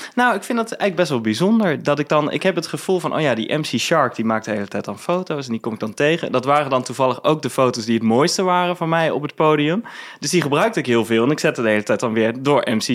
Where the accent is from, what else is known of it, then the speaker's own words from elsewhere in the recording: Venlo, Limburg, Netherlands; moved away as an adult; now in Amsterdam, Netherlands; ik ben geboren in Venlo, ehm, ben ik ook opgegroeid